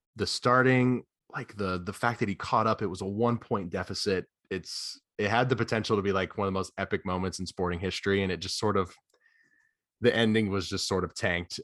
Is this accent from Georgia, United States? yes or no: yes; Atlanta, Georgia, United States; I'm from Atlanta, so I've gone to see the Braves a couple of times